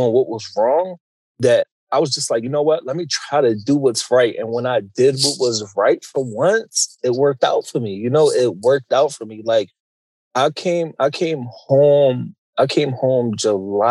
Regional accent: Philadelphia, Pennsylvania, United States; I grew up in Philadelphia, the Huntington Park section to be exact, like 5th and Cayuga

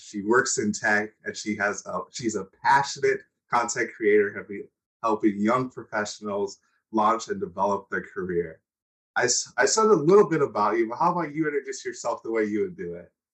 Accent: United States; also born or lived in Nigeria; I grew up in the United States, but I wasn't born in the United mm-hmm. States

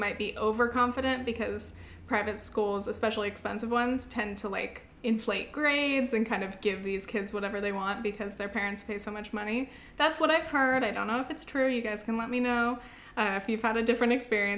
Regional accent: South Orange County, California, United States; moved away as an adult; now in New York City, United States; I'm from South Orange County, even though our family did not have money. The schools that we went to were like top schools

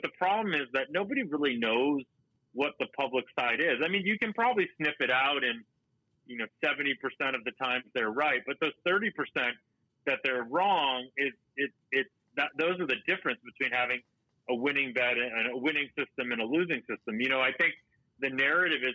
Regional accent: Boston, Massachusetts, United States; I grew up in Boston

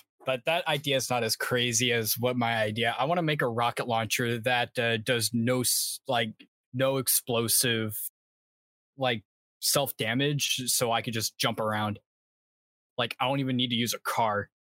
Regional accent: South Carolina, United States; South Carolina.

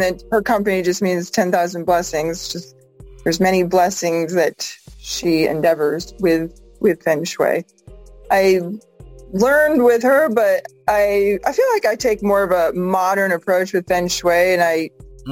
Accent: Massachusetts, United States; moved away as an adult; now in Vancouver, Washington, United States; I'm from Massachusetts.

